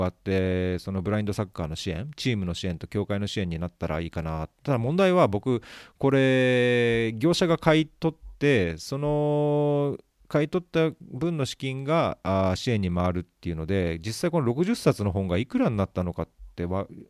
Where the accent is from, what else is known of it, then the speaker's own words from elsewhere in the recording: Saitama, Japan; 僕も埼玉出身